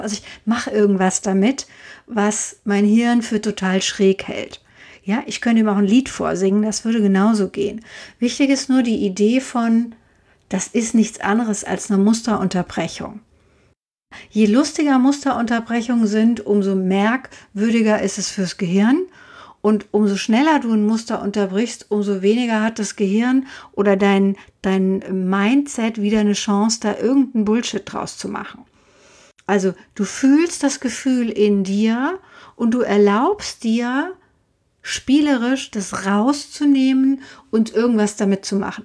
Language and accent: German; Frankfurt, Hesse, Germany; also born or lived in Hintertaunus; als 13-Jährige alleine in Frankfurt weiter wohnen zu dürfen